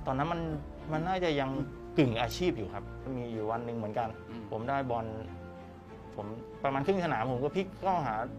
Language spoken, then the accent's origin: Thai; Pak Chom District, Loei, Thailand; อยู่จังหวัดเลยครับ อืมอยู่จังหวัดเลยอำเภอปากชมครับ